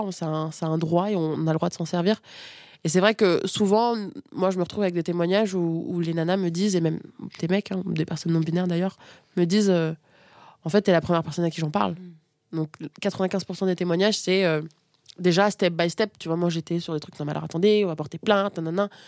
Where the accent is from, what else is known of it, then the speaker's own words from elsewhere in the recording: Niamey, Niger; born there; je suis née au Niger, donc Afrique de l'Ouest, à Niamey. J'étais euh, j'ai été abandonnée sur un lit d'hôpital quand j'avais 4 jours. Et je me suis retrouvée dans un orphelinat dans lequel j'étais la seule fille, à Niamey.